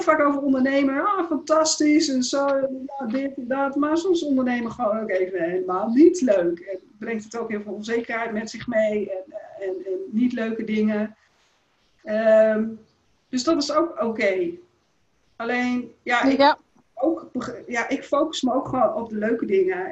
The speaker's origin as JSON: {"language": "Dutch", "region": "Groningen", "country": "Netherlands", "tie": "born or raised there", "said": "in, in de, Indische buurt en uh, nou, later nog in Bijum."}